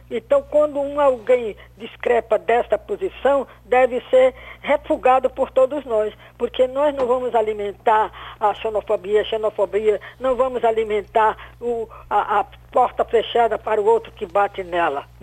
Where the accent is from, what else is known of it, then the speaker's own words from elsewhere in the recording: Fortaleza, Ceará, Brazil; As fronteiras, quando nós saímos da nossa terra, e quanto de nós não somos do Ceará, de Fortaleza, não somos do Ceará, e as portas nos foram abertas